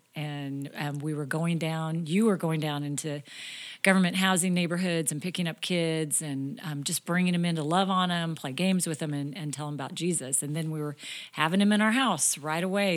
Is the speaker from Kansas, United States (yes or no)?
yes; Topeka, Kansas, United States; moved away as an adult; also born or lived in Iowa; I came from Topeka, Kansas, grew up there, same house my entire life until I married you, John.